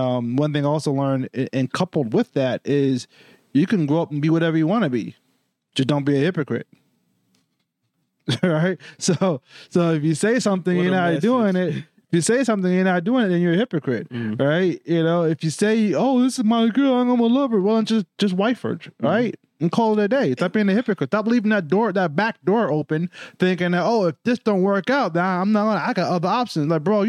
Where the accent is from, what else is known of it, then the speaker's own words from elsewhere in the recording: New York, United States; One thing I learned growing up in New York is that your word is your bond.